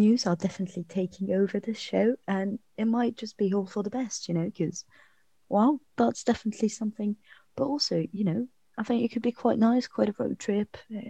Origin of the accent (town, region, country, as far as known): France